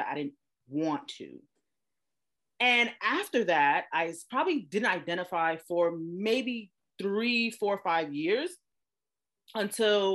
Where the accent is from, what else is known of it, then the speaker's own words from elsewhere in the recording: New York City, New York, United States; now in Los Angeles, United States; I am originally from Brooklyn, New York. I live in Los Angeles, California now